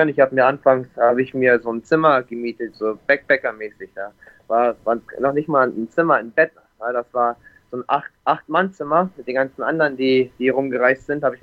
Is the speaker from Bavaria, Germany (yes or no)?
no; Bremerhaven, Bremen, Germany; born there; moved away as an adult; also ich bin gebürtig aus Bremerhaven, aus dem Norden, aus Deutschland. Bin dann mit 21 Jahren hier nach Ferne gekommen mit 300 Euro und einem One-Way-Ticket.